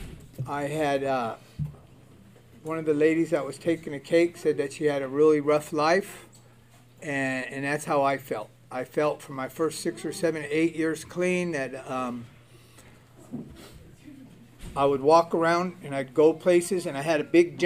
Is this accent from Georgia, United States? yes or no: no; Baldwin Park, California, United States; also born or lived in Alhambra; I was born and raised in Baldwin Park, and then my parents moved to Alhambra